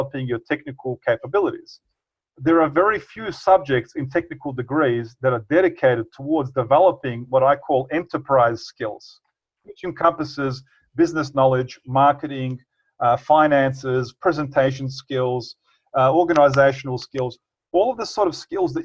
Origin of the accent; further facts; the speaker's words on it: Bosnia & Herzegovina; moved away; I definitely want to live in my home country